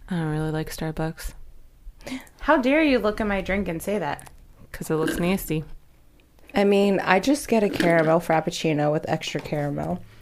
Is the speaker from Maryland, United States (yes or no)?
yes; Baltimore, Maryland, United States; We're three sisters from the Baltimore, Maryland area